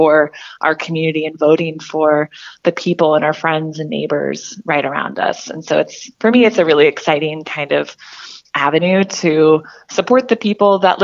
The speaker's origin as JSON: {"language": "English", "town": "Fort Worth", "region": "Texas", "country": "United States", "tie": "born or raised there", "moved": "as an adult", "lives_now": "Whatcom County, United States", "said": "I grew up in Fort Worth, Texas"}